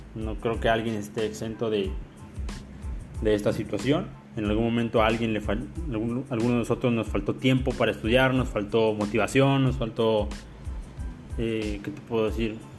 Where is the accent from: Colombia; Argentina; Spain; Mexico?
Mexico; como, como mexicano